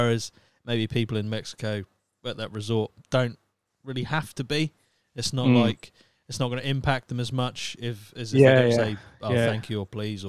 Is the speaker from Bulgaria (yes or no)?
no; United Kingdom; because we're British